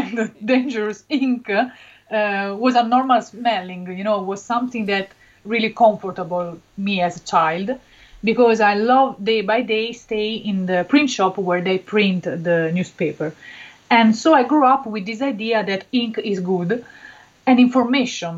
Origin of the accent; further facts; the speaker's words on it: Benevento, Campania, Italy; English is a second language; I come from a very little city near Naples. My city is Benevento.